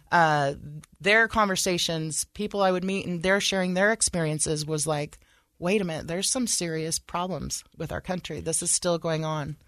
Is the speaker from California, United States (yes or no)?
yes; Sacramento, California, United States; moved away as an adult; now in Utah, United States; I was raised in California uh, around a lot of diversity